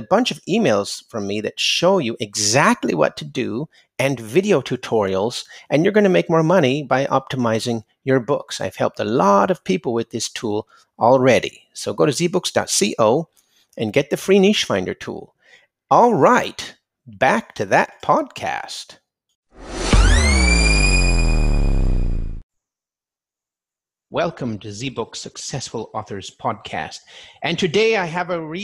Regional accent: California, United States; I'm from California

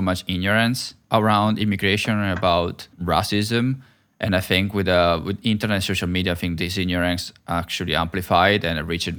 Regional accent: Italy; now in Vancouver, Canada; I was from Italy

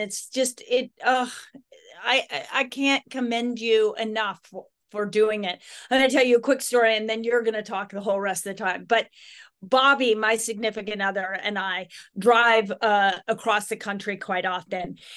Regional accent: Idaho, United States; I grew up in Idaho, so wild horses were always kind of they were kind of in the, in the backdrop of our lives

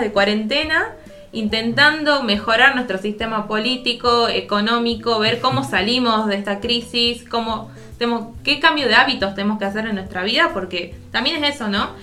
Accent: Argentina

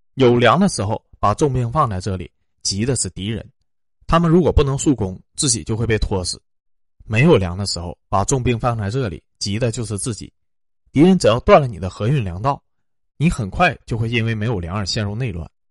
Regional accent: China; 我们中国人最喜欢干那种正义的事情了

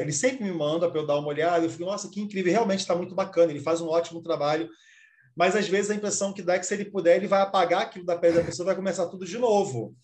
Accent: Brazil; also born or lived in Rio de Janeiro; eu sou brasileiro

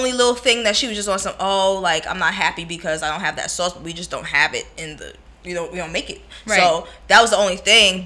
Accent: New York, United States; And I'm from New York, too

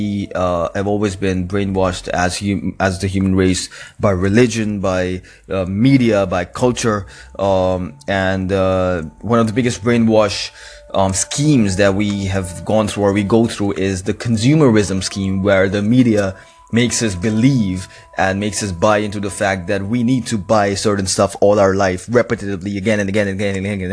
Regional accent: Karachi, Sindh, Pakistan; Karachi, which is my hometown.

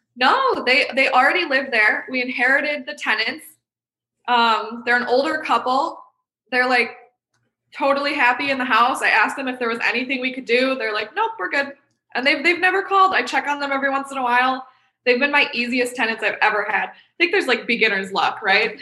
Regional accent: Rochester, New York, United States; my hometown of upstate New York in Rochester

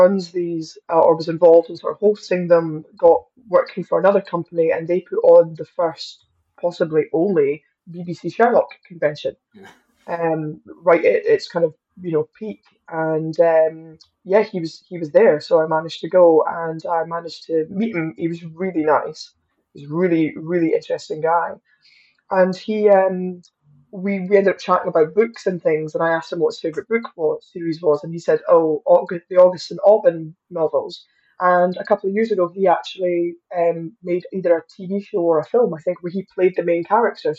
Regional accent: Livingston, Scotland, United Kingdom; accent: Livy accent; also born or lived in Mid Calder; I couldn't speak in Scots because I'm from Livingston originally

